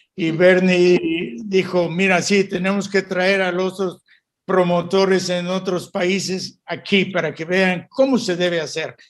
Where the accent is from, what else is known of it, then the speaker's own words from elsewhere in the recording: Mexico; moved away as an adult; also born or lived in England / Italy; como mexicano